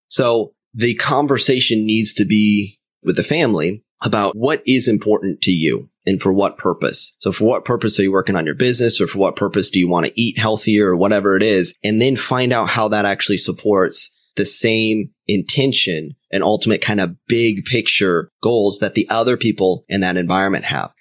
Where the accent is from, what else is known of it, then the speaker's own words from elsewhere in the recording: Orlando, Florida, United States; we're from Orlando